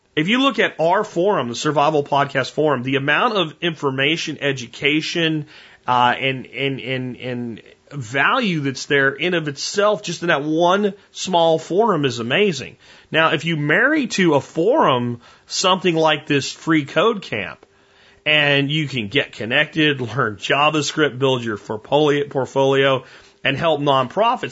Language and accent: English; United States; also born or lived in North Texas; I'm an American